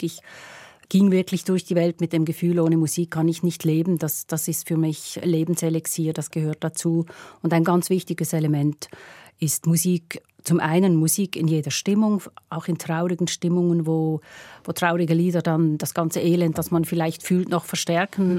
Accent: Pratteln, Basel-Landschaft, Switzerland; Ich bin in Pratteln aufgewachsen, Basel-Land

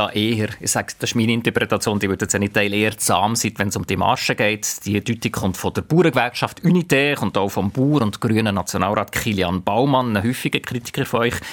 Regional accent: St. Gallen, Switzerland; accent: Rheintal dialect; Das vielleicht schönste Wort in meinem Rheintaler Dialekt ist ein Zahn voll

